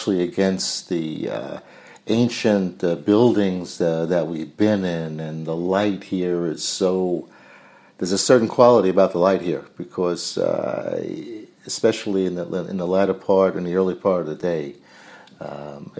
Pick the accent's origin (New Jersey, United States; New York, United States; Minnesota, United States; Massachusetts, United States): New York, United States; Long Island; I'm a CPA from Long Island, born and raised on Long Island